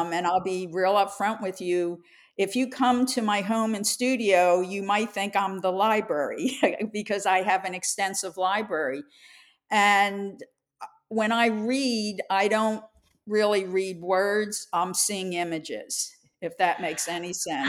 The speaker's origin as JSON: {"language": "English", "town": "Philadelphia", "region": "Pennsylvania", "country": "United States", "tie": "born or raised there", "said": "I grew up in Philadelphia as a young child"}